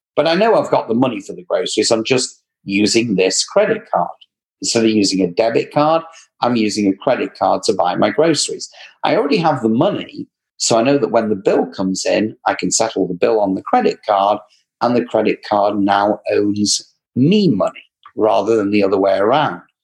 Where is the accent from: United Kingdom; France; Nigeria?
United Kingdom; England; accent: English; my English accent